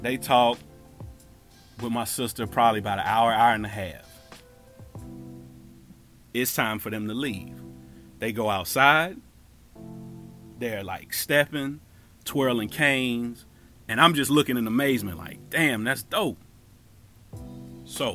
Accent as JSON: {"language": "English", "town": "Cincinnati", "region": "Ohio", "country": "United States", "moved": "as an adult", "said": "I'm from Cincinnati"}